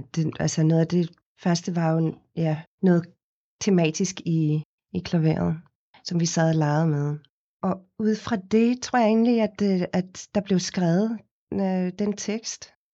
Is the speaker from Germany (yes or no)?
no; Cape Town, Western Cape, South Africa; Danish is a second language; moved away as an adult; now in Denmark; Jeg kommer oprindeligt fra Kapstaden i Sydafrika, hvor jeg er født og opvokset. Flyttede til Danmark, da jeg var 19 øh, år gammel.